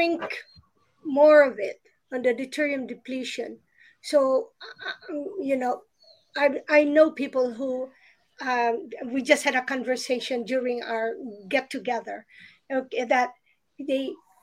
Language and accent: English; Philippines; I remember growing up in the Philippines